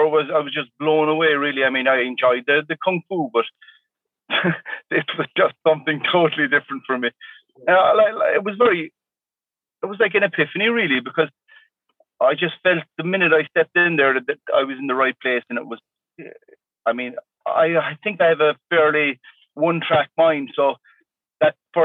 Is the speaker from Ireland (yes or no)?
yes; Tralee, Munster, Ireland; my hometown in Tralee, in County Kerry, in the southwest of Ireland